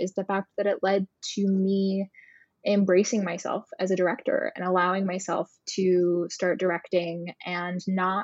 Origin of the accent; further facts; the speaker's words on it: Hilton Head, South Carolina, United States; moved away as an adult; also born or lived in New York; I just came home to my hometown of Hilton Head, South Carolina